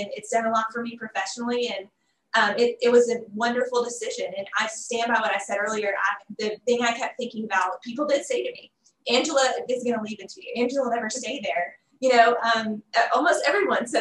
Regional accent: Huntsville, Alabama, United States; moved away as an adult; also born or lived in Auburn, Alabama; now in Little Rock, United States; I'm from Huntsville, Alabama, and had moved to Auburn for college, and had been there 17 years

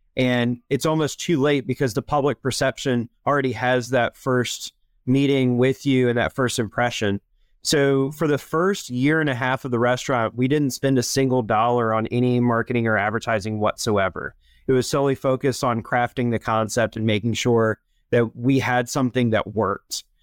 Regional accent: Charlotte, North Carolina, United States; I am originally from Charlotte, North Carolina, which is definitely the exception, not the rule. When I was born here

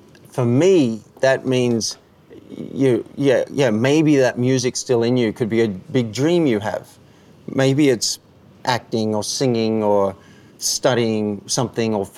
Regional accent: Cessnock, New South Wales, Australia; moved away as an adult; also born or lived in Park Avenue, New York; You're like me growing up in Australia

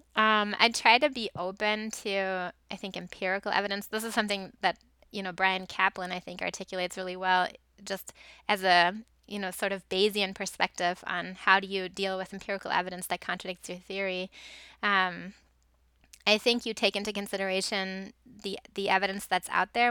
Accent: Germany; moved away; I grew up in Germany

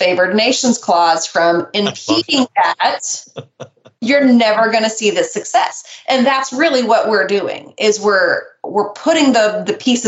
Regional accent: Nebraska, United States; I'm from Nebraska

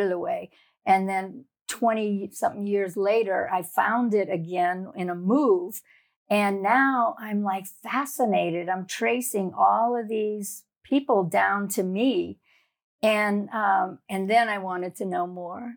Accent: South Louisiana, United States; moved away; I grew up in a little town in, down in the Bayou Country in South Louisiana.

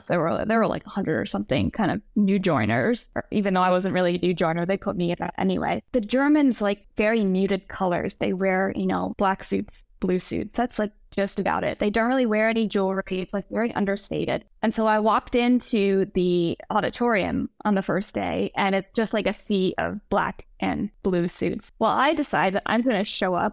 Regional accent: Rhode Island, United States; moved away as an adult; also born or lived in New York; I grew up in Rhode Island, which is like an hour from Boston.

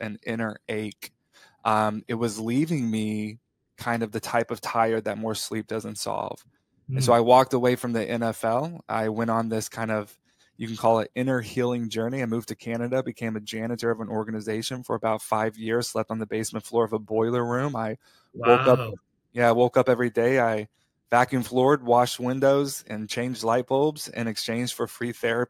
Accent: Perryton, Texas, United States; moved away as an adult; I was raised in Perryton, Texas, up there at the top of the state

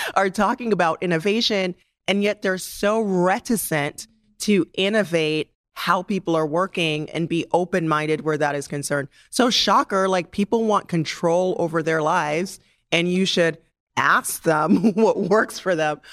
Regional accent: Jamaica; moved away; as a Jamaican, I always felt like the most important thing about me was not necessarily my age, but where I am from and how I grew up and the fact that I'm an immigrant.

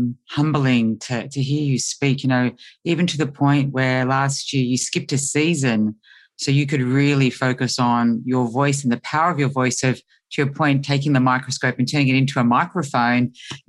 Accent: Australia; I come from Australia

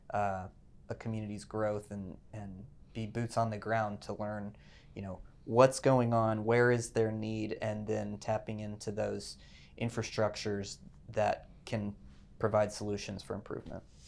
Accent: Fort Worth, Texas, United States; I grew up in Fort Worth, went to T C U

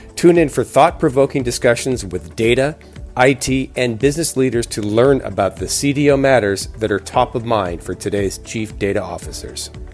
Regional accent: Canada; moved away as an adult; now in United States; I was born and raised in Canada. I spent my first 25 years in Canada

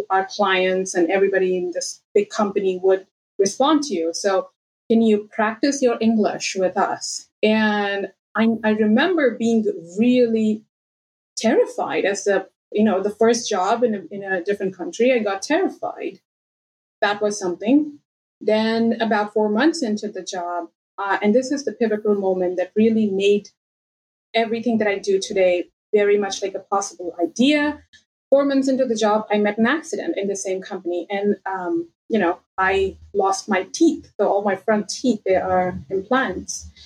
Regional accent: India; moved away as an adult; so I moved early 2016 out of India. I grew up in India. Uh, my dad was in a bank, work used to work in a bank, and used to move throughout the country every two years.

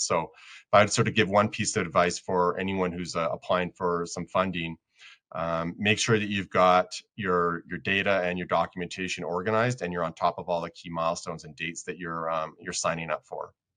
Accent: Colorado, United States; I'm from Colorado

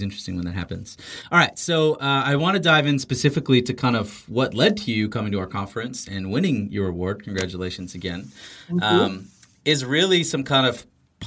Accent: Canada; being Canadian

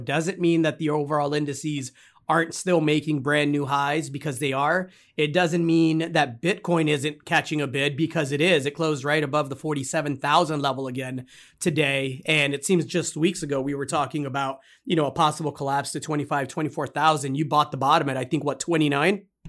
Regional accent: Texas, United States; my home state here in Texas

